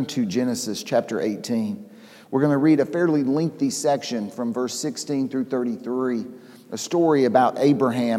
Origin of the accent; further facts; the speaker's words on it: Atlanta, Georgia, United States; I grew up here in Atlanta.